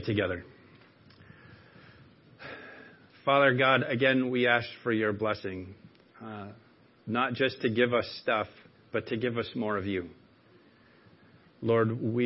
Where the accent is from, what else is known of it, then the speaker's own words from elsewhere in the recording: Maine, United States; accent: Mainer; given me my Mainer accent back